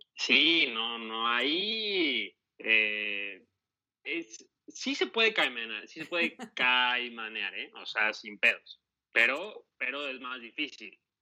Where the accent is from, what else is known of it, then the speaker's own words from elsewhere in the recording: Veracruz, Mexico; also born or lived in Mexico City; yo nací en la Ciudad de México. Entonces, este, a los dos años y medio me fui a vivir a Veracruz